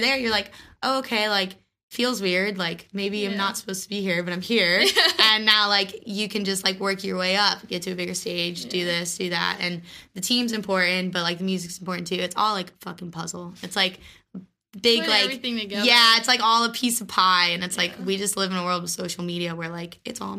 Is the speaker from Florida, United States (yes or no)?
yes; Orlando, Florida, United States; my hometown